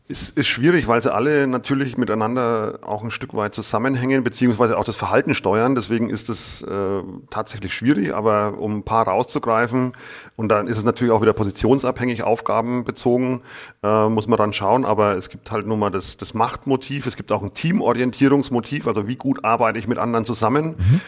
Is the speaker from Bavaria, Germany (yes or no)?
yes; Lower Franconia, Bavaria, Germany; ich bin Unterfranke und für viele ist es einfach Bayern